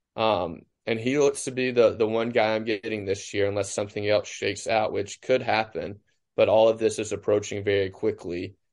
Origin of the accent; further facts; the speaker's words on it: Cleveland, Mississippi, United States; I was in Cleveland, my hometown, where Delta State is